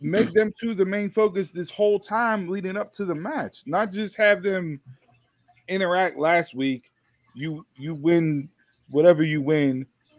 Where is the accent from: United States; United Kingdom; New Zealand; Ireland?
Ireland; We're both from Ireland.